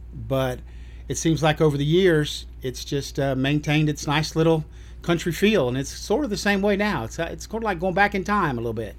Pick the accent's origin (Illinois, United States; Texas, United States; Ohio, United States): Ohio, United States; Dayton; also born or lived in Cookeville, Tennessee; now in Eagleville, United States; I was born in Dayton, Ohio